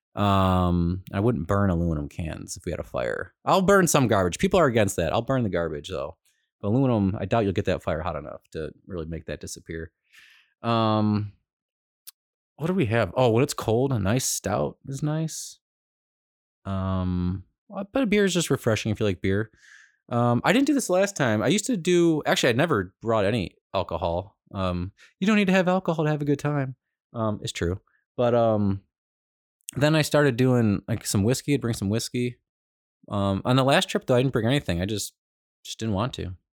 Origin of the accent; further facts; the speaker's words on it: Cleveland, Ohio, United States; I'm from Cleveland. I'm in California